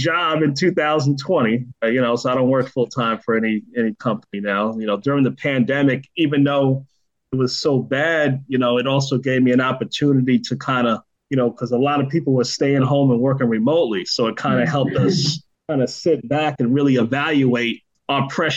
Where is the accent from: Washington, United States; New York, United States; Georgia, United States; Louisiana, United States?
New York, United States; New York City; also born or lived in Poughkeepsie, New York; I grew up in the Bronx, New York, when I was, you know, most of my younger years until I was around 14. And then I went to Poughkeepsie, New York